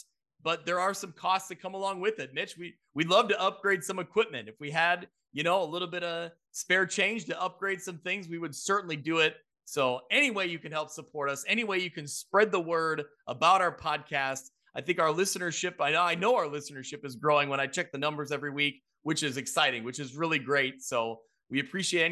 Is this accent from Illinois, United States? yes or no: yes; Ottawa, Illinois, United States; I'm growing up in Ottawa, Illinois